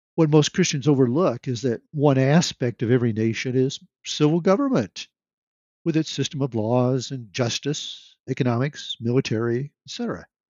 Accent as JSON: {"language": "English", "region": "Nebraska", "country": "United States", "tie": "born or raised there", "said": "I've lived most of my life in Nebraska"}